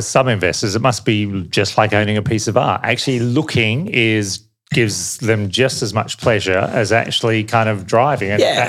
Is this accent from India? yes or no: no; Australia; as an Australian